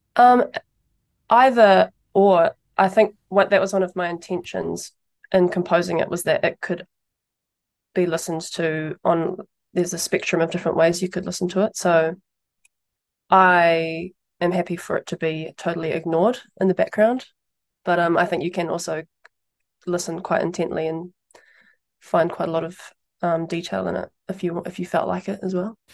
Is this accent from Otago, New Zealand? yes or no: no; Taupō, Waikato, New Zealand; now in Wellington, New Zealand; I grew up in Taupō